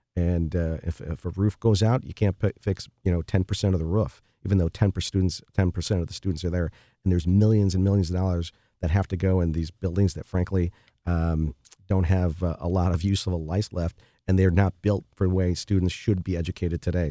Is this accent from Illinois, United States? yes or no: yes; Chicago, Illinois, United States; I grew up in the Rosa neighborhood of Chicago